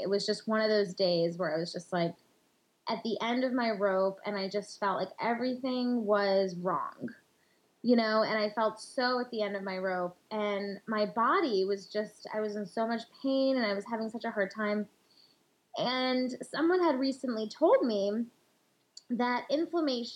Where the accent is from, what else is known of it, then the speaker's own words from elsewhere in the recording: India; in our culture, and especially as an Indian woman